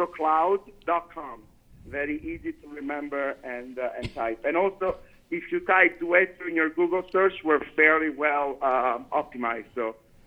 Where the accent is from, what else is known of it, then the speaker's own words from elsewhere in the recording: Italy; now in Las Vegas, United States; Now, in Italy, that, when I grew up, was fairly common.